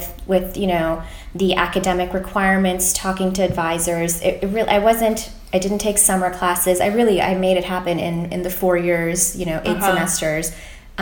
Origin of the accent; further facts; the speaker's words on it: Fort Wayne, Indiana, United States; I grew up in Fort Wayne, Indiana, and, you know, obviously went to high school there